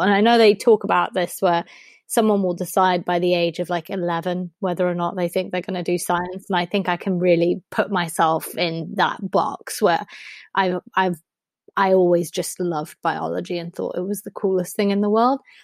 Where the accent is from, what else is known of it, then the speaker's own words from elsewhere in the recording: Germany; also born or lived in United States; now in United Kingdom; I grew up in Germany